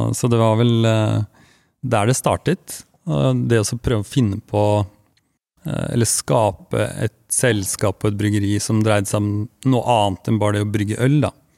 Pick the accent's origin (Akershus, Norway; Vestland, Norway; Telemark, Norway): Telemark, Norway; Langesund; jeg er fra Langesund